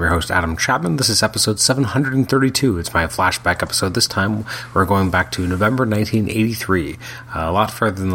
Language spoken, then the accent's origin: English; Canada; as a Canadian